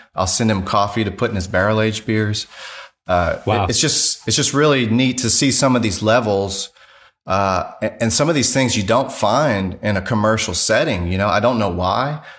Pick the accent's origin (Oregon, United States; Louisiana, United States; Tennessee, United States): Louisiana, United States; now in Greenville, United States; I'm from Louisiana